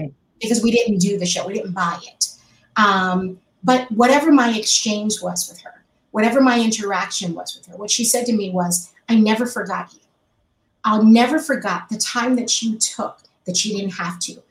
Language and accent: English; New York, United States; moved away as an adult; now in Los Angeles, United States; I, am a New Yorker, I lived in, grew up in New York my life